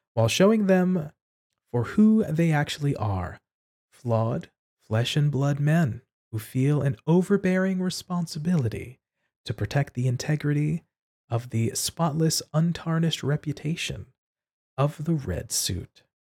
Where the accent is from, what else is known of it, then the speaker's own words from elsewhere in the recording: New York City, New York, United States; I was born and raised in New York City